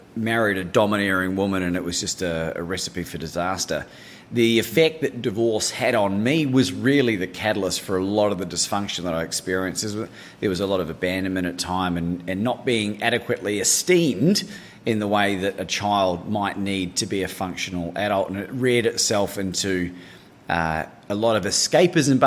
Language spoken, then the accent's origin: English; New Zealand; moved away as an adult; also born or lived in Christchurch, New Zealand / Bangkok, Thailand / Melbourne, Australia / United Kingdom; Growing up in New Zealand